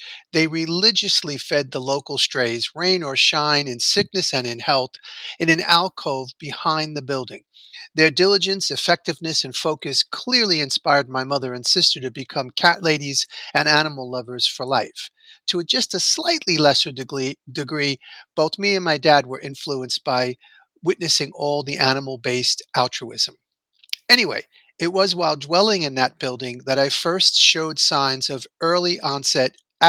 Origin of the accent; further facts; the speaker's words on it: New York City, New York, United States; I grew up blue collar in New York City